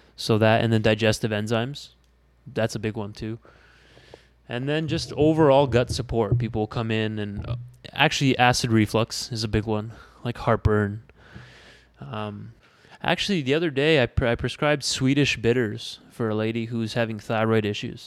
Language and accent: English; Windsor, Ontario, Canada; moved away as an adult; also born or lived in Tempe, Arizona; born and raised in Windsor.